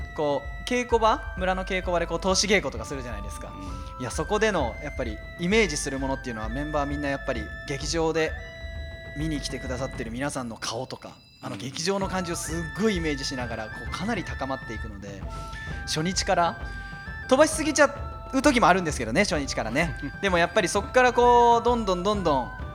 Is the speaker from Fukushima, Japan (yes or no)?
yes; Fukushima, Japan; moved away; 私のふるさと福島